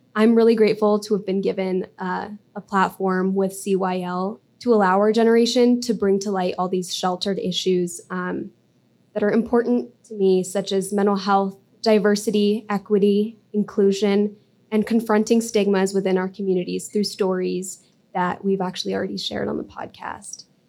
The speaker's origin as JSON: {"language": "English", "region": "Colorado", "country": "United States", "tie": "born or raised there", "said": "growing up in Colorado"}